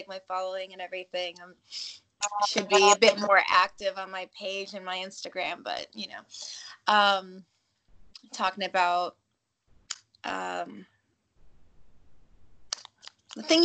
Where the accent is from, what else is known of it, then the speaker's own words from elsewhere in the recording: New York, United States; I grew up in New York.